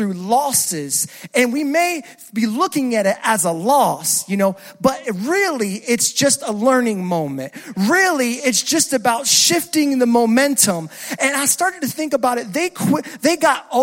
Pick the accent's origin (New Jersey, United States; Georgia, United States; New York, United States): New Jersey, United States; moved away; I'm originally from Jersey.